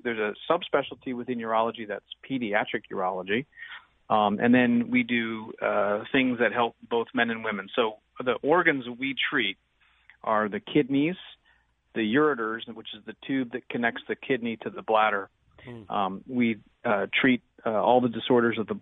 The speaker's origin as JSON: {"language": "English", "town": "Munster", "region": "Indiana", "country": "United States", "tie": "born or raised there", "also_born_or_lived": "Gary, Indiana / New York City / Maywood, Illinois", "said": "I was actually born in Gary, was raised in Munster, Indiana, so I'm kind of a what we call a region rat."}